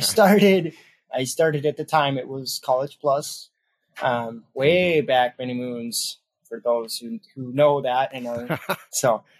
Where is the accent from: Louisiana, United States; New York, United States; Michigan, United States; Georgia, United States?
Michigan, United States; Detroit; now in Sheboygan County, United States; I'm from Detroit. I live out in Sheboygan County, Wisconsin